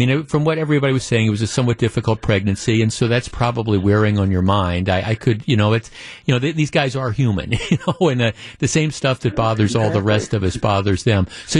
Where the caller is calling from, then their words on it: San Diego, California, United States; Jeff, I grew up in San Diego. I'm still a Padres fan, but I've adopted the Brewers since moving here.